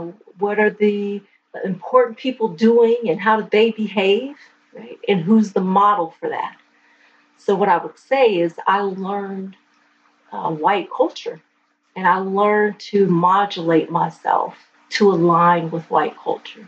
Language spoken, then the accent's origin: English; California, United States; I'm born and raised in California